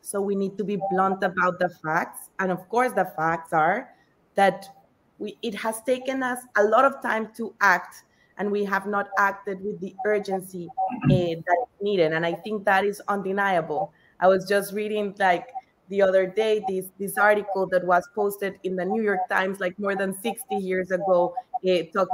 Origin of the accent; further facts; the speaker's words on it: Colombia; I'm Colombian, so I was born in Colombia, and Colombia is one of the most biodiverse countries in the whole world. So growing up, I was always surrounded by nature.